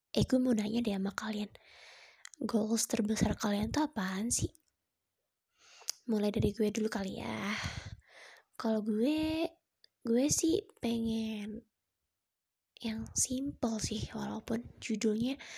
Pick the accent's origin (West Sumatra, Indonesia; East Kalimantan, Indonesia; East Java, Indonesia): West Sumatra, Indonesia; Padang; Ya gue orang Padang